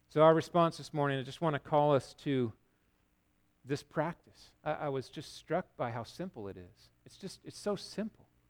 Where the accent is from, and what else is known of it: United States